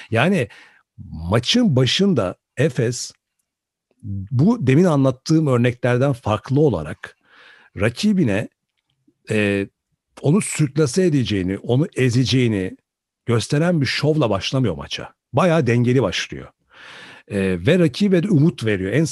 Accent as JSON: {"language": "Turkish", "country": "Turkey", "said": "bir Türkiye'li olarak baktığın zaman da e, hoşuna giden bir e, eseri sahneye koyuyorlar açıkçası."}